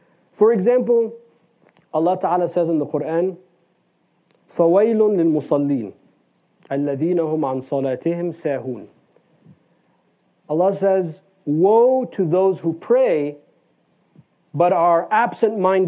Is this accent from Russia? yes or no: no; United States; we are American